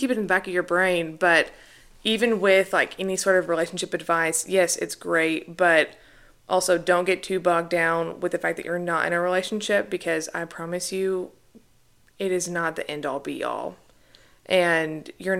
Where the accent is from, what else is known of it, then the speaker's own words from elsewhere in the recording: the South, United States; I feel like growing up in the South, especially, and especially, like, even in the Bible Belt, where if you're not married, people talk about it a lot.